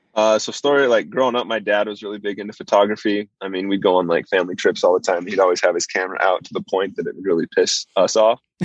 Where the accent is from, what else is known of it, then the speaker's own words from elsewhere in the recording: southern Idaho, United States; I grew up in southern Idaho